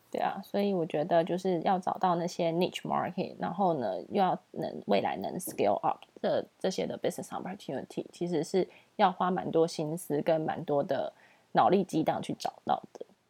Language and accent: Chinese; Taiwan; also born or lived in United Kingdom / Singapore; 我们在新加坡认识的那些台湾朋友